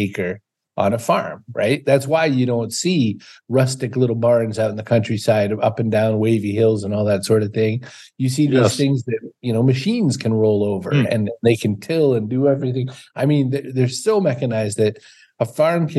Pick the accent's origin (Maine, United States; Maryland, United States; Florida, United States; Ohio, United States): Maine, United States; I'm from Maine